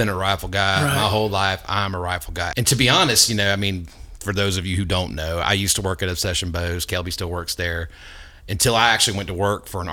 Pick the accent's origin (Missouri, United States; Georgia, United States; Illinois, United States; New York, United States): Georgia, United States; we're all from Georgia